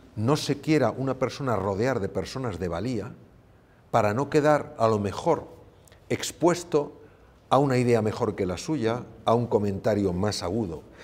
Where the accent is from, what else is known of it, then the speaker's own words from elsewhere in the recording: Spain; mi país, España.